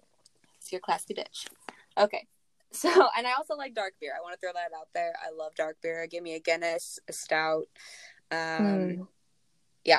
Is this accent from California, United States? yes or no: yes; Southern California, United States; I am 23, so yes, I am the youngest of the group. I live in Southern California. I've been born and raised in Southern California.